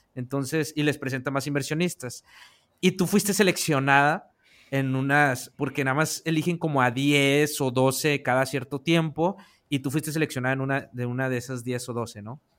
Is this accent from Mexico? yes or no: yes; northern Mexico, Mexico; del norte de allá de donde, de donde yo soy, del norte de México